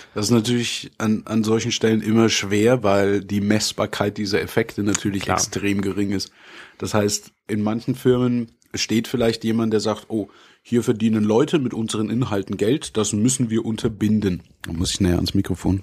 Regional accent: Bavaria, Germany; bei uns in Bayern

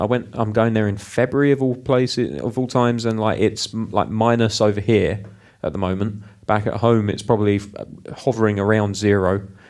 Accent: United Kingdom; I'm British

